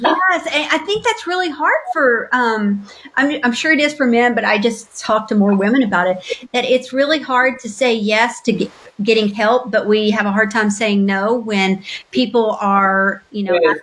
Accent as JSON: {"language": "English", "town": "Knoxville", "region": "Tennessee", "country": "United States", "tie": "born or raised there", "moved": "as an adult", "lives_now": "Louisville, United States", "said": "I am originally from Knoxville, Tennessee, a little a little suburb of Knoxville called Powell. It was a wonderful place to grow up"}